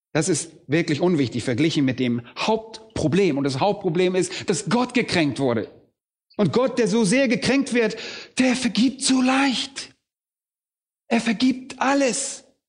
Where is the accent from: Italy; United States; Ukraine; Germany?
Germany; bei uns in Deutschland